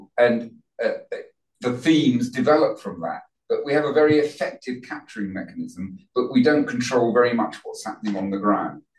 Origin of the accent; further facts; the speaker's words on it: London, United Kingdom; I was brought up in Northwest London in Wembley.